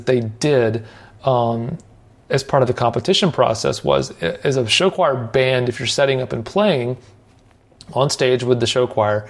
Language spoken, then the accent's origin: English; Nashville, Tennessee, United States; where I grew up here in Nashville